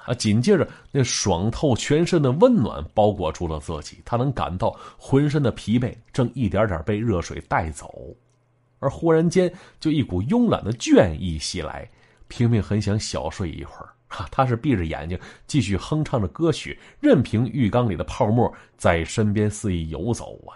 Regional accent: Shenyang, Liaoning, China; 咱们东北，确切说，是我们辽宁。身为从小在神府一带长起来的男子汉啊

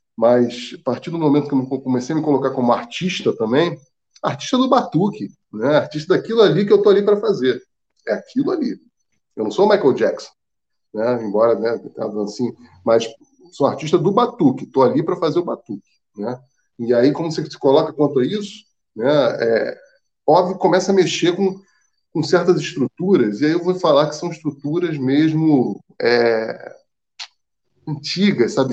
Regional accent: Rio de Janeiro, Brazil; eu sou nascido e criado na Lapa

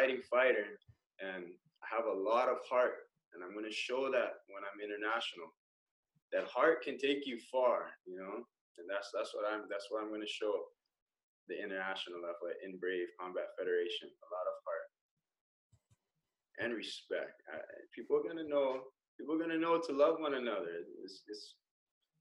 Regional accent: Indonesia; moved away; also born or lived in Hawaii; I'm from Indonesia

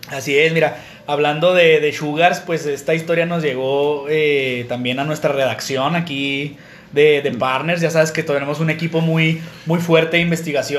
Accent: Mexico; Somos, nosotros somos de, de, de Villajuárez, de, Jardines de Oriente y de, y de Chihuahua

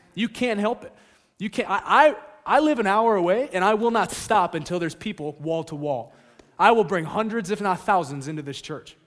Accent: California, United States; moved away; also born or lived in Alaska; I'm from California

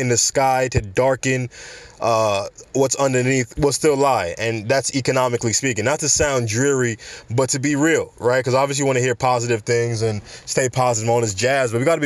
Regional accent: New York City, New York, United States; I'm from New York

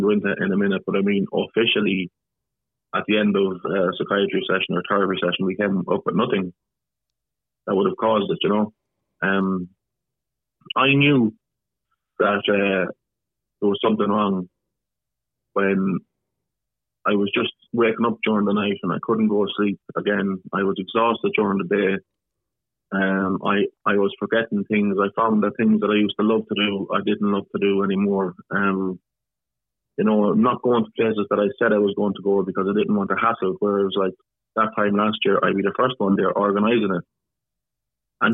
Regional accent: Ireland; I grew up normally in Ireland

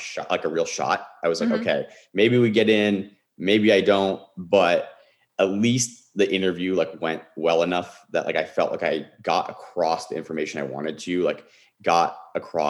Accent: Bay Area, California, United States; I grew up in the Bay Area

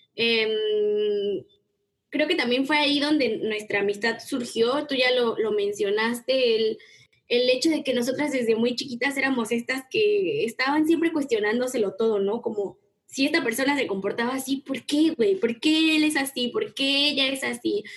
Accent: Mexico; soy mexicana y me encanta la gastronomía mexicana, estoy súper orgullosa de mis raíces

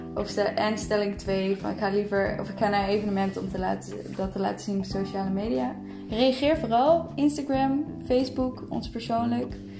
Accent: Breda, North Brabant, Netherlands; now in Amsterdam, Netherlands

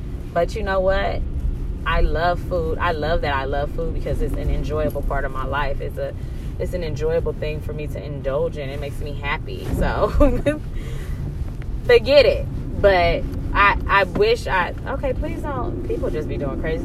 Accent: California, United States; I'm from Cali

